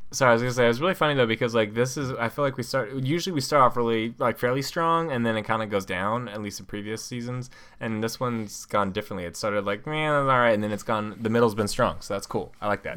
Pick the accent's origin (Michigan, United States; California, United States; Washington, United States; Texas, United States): California, United States; San Francisco Bay Area; I'm from the Bay Area